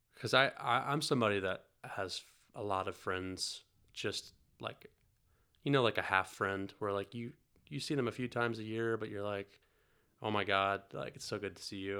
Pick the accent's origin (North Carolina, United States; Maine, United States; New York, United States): North Carolina, United States; moved away; also born or lived in Italy; I grew up in North Carolina